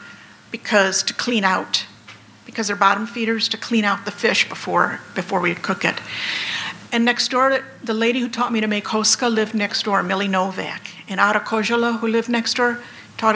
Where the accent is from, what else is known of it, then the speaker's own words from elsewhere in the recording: Antioch, Illinois, United States; I grew up in Antioch, or well, actually a suburb of Antioch, Loon Lake, up north here near the Wisconsin border